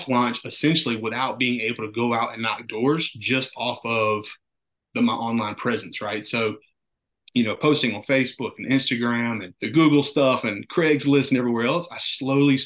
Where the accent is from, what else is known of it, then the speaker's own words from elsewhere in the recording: North Carolina, United States; I'm from North Carolina